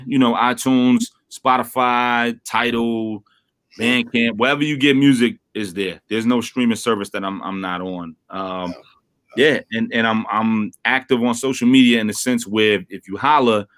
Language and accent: English; New York City, New York, United States; I'm from Brooklyn